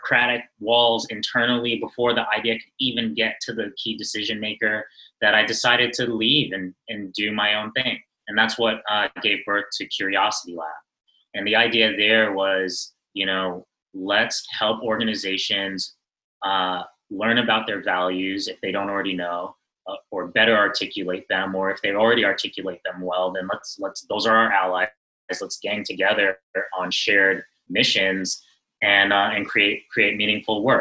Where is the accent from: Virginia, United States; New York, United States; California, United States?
New York, United States; New York City; I am born and raised in Brooklyn, New York. New York native